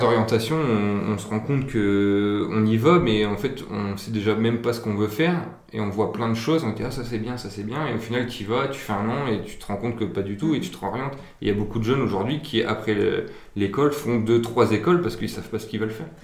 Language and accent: French; Aisne, Hauts-de-France, France; moved away as an adult; now in Reims, France; à la base, je viens de, de l'Aisne, je suis un axonné